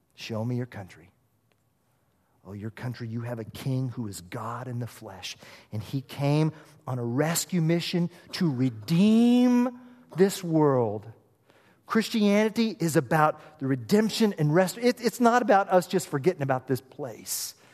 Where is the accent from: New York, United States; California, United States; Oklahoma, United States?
Oklahoma, United States; moved away; I'm from Oklahoma. We like chili down there